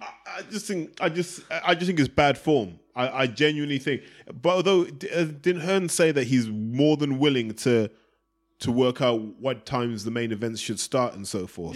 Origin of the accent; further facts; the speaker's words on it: Zimbabwe; now in London, United Kingdom; I grew up in Zimbabwe